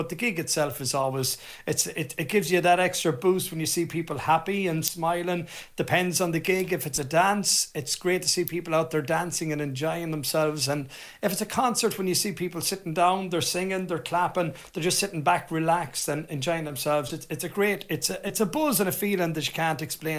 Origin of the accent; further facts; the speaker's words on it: Portumna, County Galway, Ireland; we come from a great place, I suppose, here in Portumna. It was, I suppose it's a real GAA town.